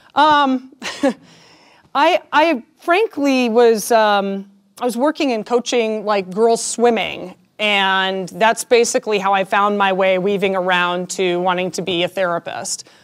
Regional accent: Denver, Colorado, United States; I am born and raised in Denver

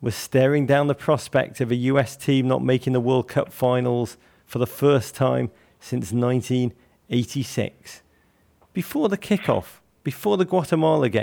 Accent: Liverpool, North West England, United Kingdom; moved away; I'm from Liverpool also

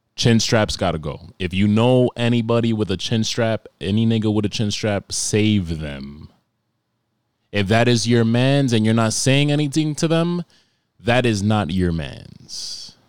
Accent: New York, United States; I grew up, like, growing up in New York

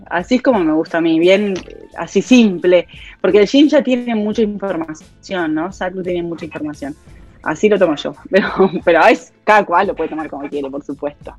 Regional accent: Montevideo, Uruguay; also born or lived in Spain; yo soy de Montevideo

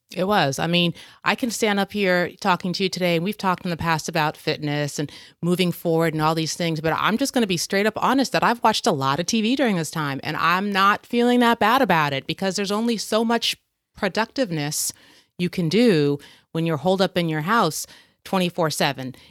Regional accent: United States; being an American

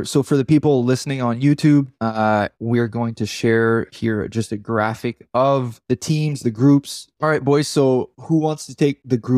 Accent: Grand Falls, Canada; Grand Falls, so where in my hometown.

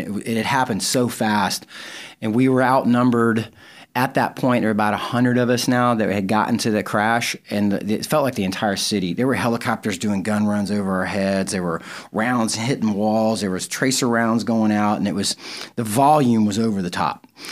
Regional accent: the South, United States; I grew up in the South

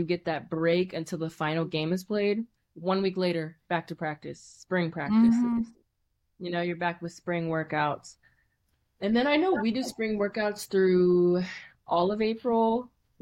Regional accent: Cincinnati, Ohio, United States; I'm from Cincinnati

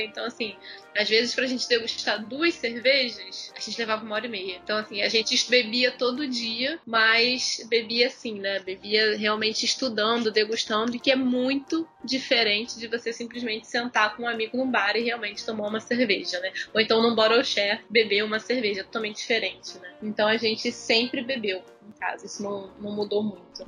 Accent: Rio de Janeiro, Brazil; eu não saí de Jacarepaguá

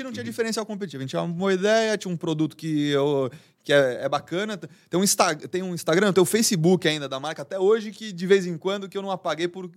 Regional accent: São Paulo, Brazil; eu nasci, sempre vivi aqui em São Paulo.

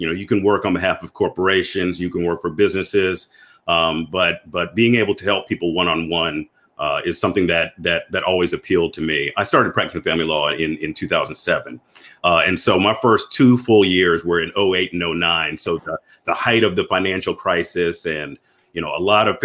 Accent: Memphis, Tennessee, United States; moved away as an adult; also born or lived in Atlanta, Georgia; now in Georgia, United States; I'm originally from Memphis, Tennessee.

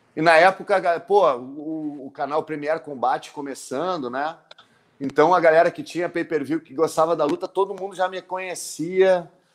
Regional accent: Brazil; eu sou brasileiro

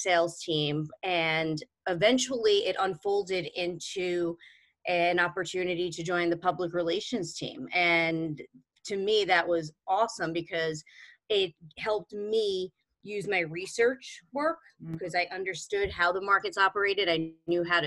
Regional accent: New York City, New York, United States; I'm originally from Brooklyn and grew up in New York, basically grew up in New York City my whole life

